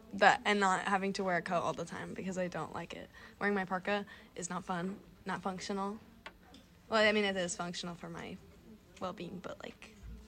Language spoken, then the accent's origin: English; Nebraska, United States; moved away as an adult; now in Evanston, United States; Well, I'm from Nebraska, and it gets really cold there.